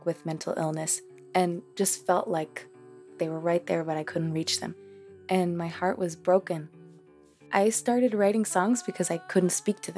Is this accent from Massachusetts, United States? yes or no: yes; Boston, Massachusetts, United States; first language Spanish; English is a second language; also born or lived in Cambridge; we learned English just by living in Cambridge and in Boston